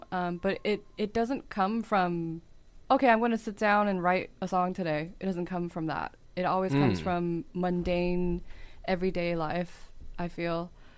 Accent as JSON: {"language": "English", "country": "United States", "said": "So mm-hmm. and I am an American."}